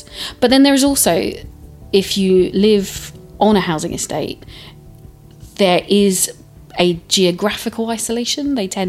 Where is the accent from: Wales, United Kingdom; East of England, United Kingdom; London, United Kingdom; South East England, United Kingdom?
London, United Kingdom; also born or lived in Twydall, Gillingham; now in Gillingham, United Kingdom; I grew up on Thamesmead in southeast London, so I come from an estate, and in fact an estate that would be considered a far rougher estate than this one, with far more difficult and intractable problems.